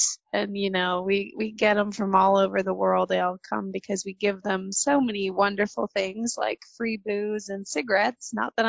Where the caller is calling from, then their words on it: San Francisco, California, United States; I am in California in San Francisco.